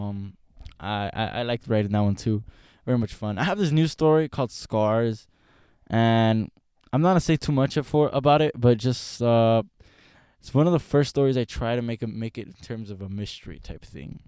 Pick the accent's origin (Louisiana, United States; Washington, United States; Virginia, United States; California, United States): California, United States; Los Angeles; I'm from Los Angeles